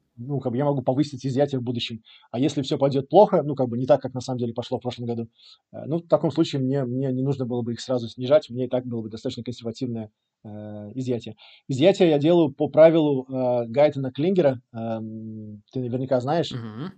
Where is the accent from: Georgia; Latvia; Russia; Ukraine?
Latvia; Riga; moved away as an adult; also born or lived in England / Angola / Egypt; now in Portugal; я из Риги, э, из Латвии, родился, вырос э, в Латвии